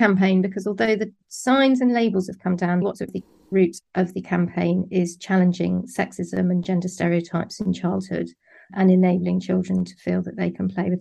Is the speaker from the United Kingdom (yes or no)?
yes; Somerset, South West England, United Kingdom; moved away as an adult; also born or lived in London; I grew up in Somerset and I studied English at university. And then I moved to London